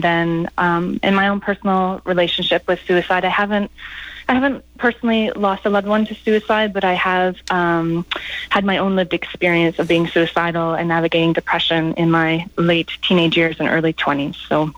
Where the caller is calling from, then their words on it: Vancouver Island, British Columbia, Canada; yes, I'm calling from Vancouver Island, west coast of Canada, on the ancestral lands of the Coast Salish Lekwungen-speaking people.